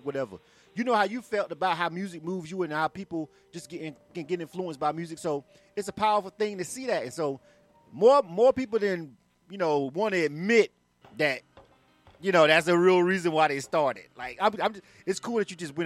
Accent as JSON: {"language": "English", "region": "the South", "country": "United States", "said": "I'm from the South"}